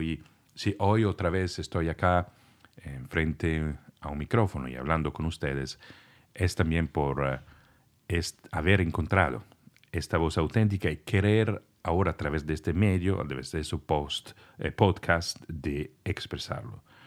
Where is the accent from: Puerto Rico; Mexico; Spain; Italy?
Italy; first language Italian; Spanish is a second language; moved away